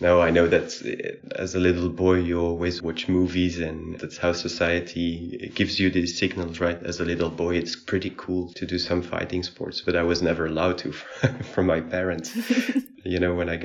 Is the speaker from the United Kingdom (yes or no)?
no; Brussels, Brussels-Capital Region, Belgium; I'm from Belgium, probably from Brussels.